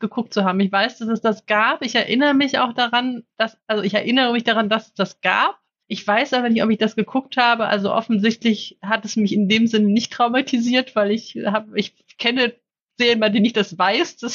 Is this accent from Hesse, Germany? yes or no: no; Cologne, North Rhine-Westphalia, Germany; ich bin in Köln aufgewachsen